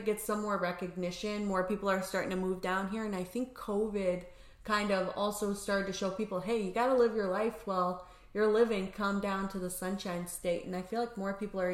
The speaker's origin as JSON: {"language": "English", "region": "Indiana", "country": "United States", "also_born_or_lived": "Grenada / Chicago", "moved": "yes", "said": "I'm from Indiana"}